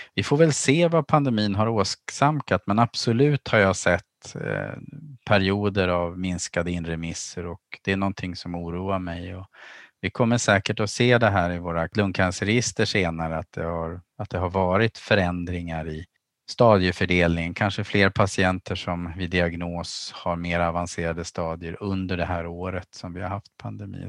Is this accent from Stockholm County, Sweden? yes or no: yes; archipelago outside Stockholm, Stockholm County, Sweden; now in Umeå, Sweden; Jag växte upp i skärgårdsmiljö utanför Stockholm och bytte havet mot fjället när jag hamnade i Umeå